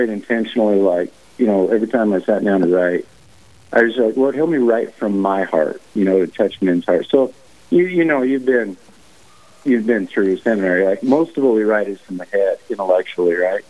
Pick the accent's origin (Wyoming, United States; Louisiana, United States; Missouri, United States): Wyoming, United States; also born or lived in Montana; I'm born and raised in Wyoming